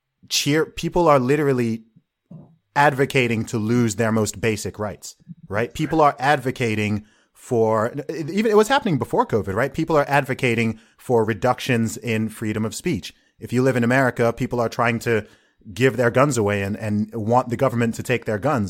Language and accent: English; Saudi Arabia; even having traveled to lots of different countries and, you know, growing up in Saudi Arabia myself